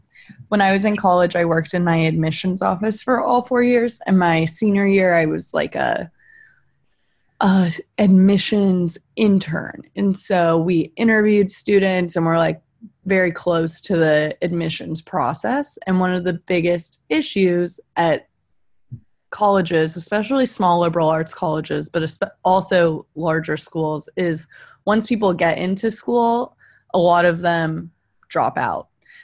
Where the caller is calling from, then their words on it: Kentucky, United States; I'm dialing in from Kentucky and I've embraced my roots and I'm giving you full Southern accent.